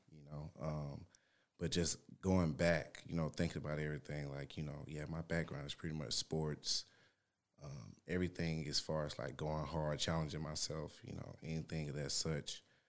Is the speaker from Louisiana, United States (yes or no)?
yes; Shreveport, Louisiana, United States; moved away; I'm from Louisiana, Shreveport, Louisiana